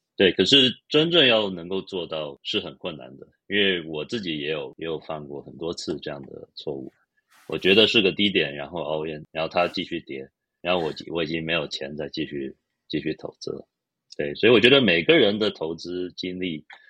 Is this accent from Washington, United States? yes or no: no; Los Angeles, California, United States; 我是在洛杉矶长大的嘛，美国加州洛杉矶